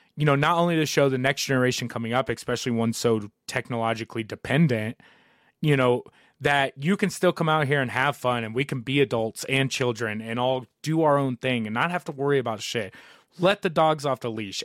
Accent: Southern Indiana, United States; moved away as an adult; now in Colorado, United States; growing up in Southern Indiana

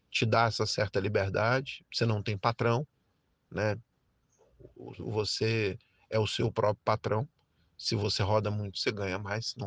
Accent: Brasília, Federal District, Brazil; é, tenho 53 anos, é, sou de Brasília, nascido e criado.

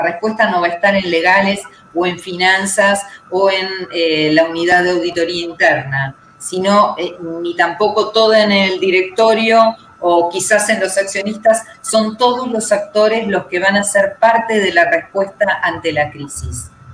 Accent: Argentina; mi mirada como, abogada argentina

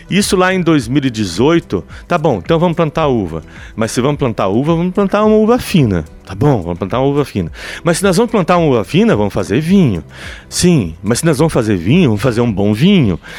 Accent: Paraná, Brazil; now in Curitibanos, Brazil; Eu, eu sou paranaense, mas estou há 36 anos em, em, uhum. em, Curitibanos.

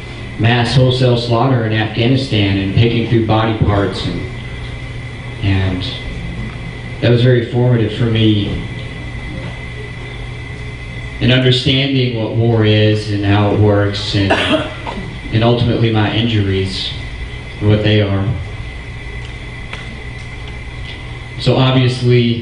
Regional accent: Arkansas, United States; a hillbilly from Arkansas

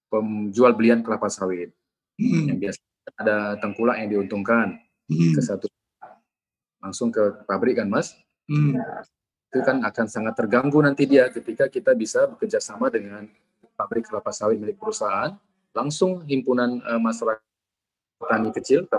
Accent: Labuhanbatu, North Sumatra, Indonesia; kami dari daerah Labuan Batu, daerah yang eh, banyak perkebunan sawit, karet, dan juga daerah pesisir

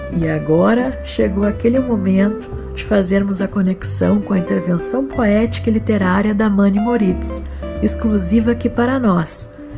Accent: Porto Alegre, Rio Grande do Sul, Brazil; Porto Alegre, minha terra

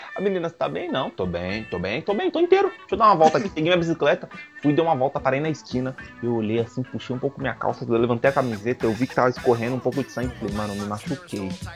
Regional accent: São Paulo, Brazil; eu nasci praticamente onde eu moro, na mesma cidade onde eu moro agora, eu moro em São Paulo

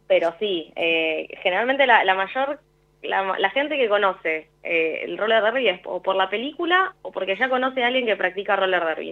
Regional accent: Buenos Aires, Argentina; yo soy de Capital Federal.

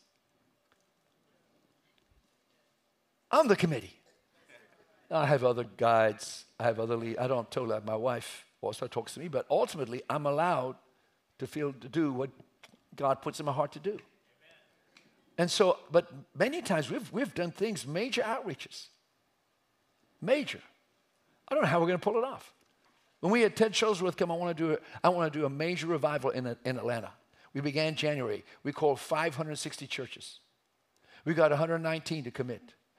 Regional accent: Umbabon, Eswatini; I was raised in Africa. I'm an African. I just happen to be white. But I was raised in, remember, a mission station, Umbabon, Swaziland.

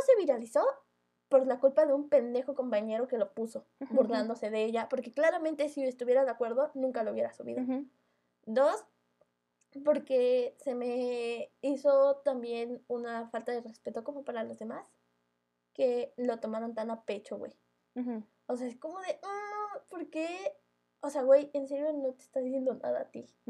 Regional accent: Mexico; los mexicanos hacemos eso.

